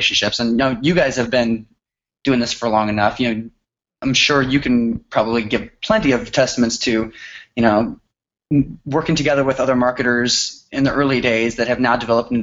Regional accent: Austin, Texas, United States; I was from Austin

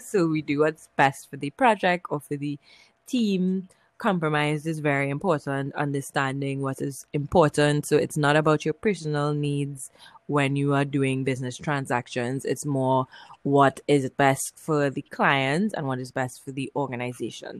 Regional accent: Trinidad & Tobago; I'm from Trinidad and Tobago in the Caribbean.

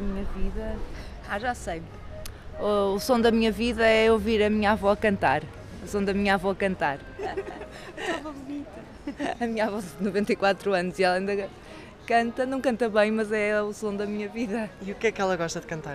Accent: outskirts of Porto, Porto District, Portugal; Sou dos arredores de Porto, sou do Bonimar

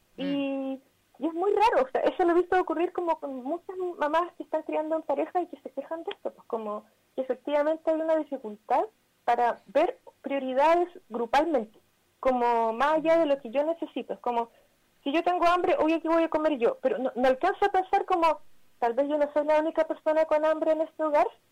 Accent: Chile; moved away as an adult; now in Barcelona, Spain; nosotros somos chilenas en Barcelona y estamos como migras acá

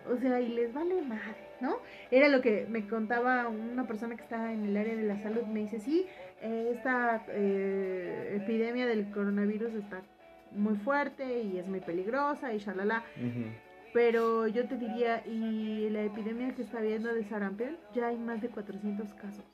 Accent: Mexico; nosotros como mexicanos

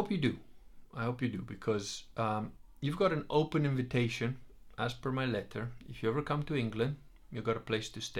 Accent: Veneto, Italy; I'm not British. I'm not even Italian. I'm Venetian.

